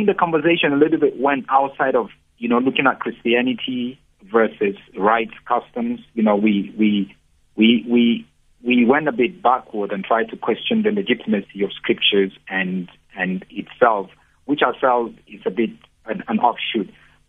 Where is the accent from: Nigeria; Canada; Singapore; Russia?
Nigeria; my identity as an African, my identity as an Israeli boy, where I come from, my identity as a Nigerian.